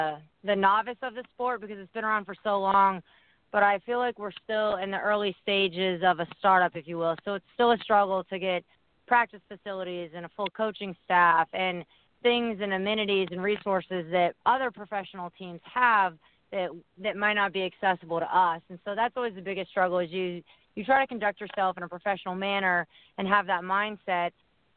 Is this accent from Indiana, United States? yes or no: yes; Indiana, United States; moved away; also born or lived in Chicago; I'm from Indiana